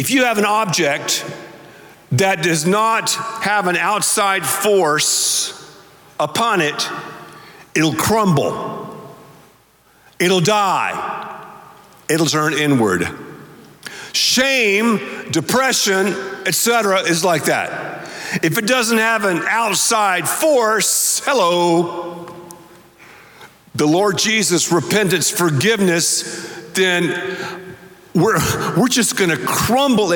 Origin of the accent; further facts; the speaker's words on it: the South, United States; I'm from the South